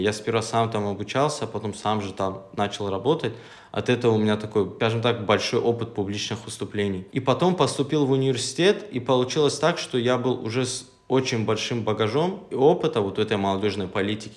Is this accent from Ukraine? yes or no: no; Makhachkala, Dagestan, Russia; also born or lived in Gumi, Laksky District (ancestral village); я именно из Махачкалы. Я родился, живу в Махачкале, но родом как бы я с этого села